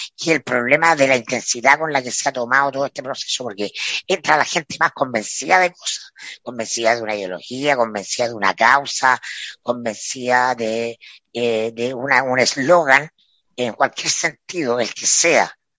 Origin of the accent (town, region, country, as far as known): Chile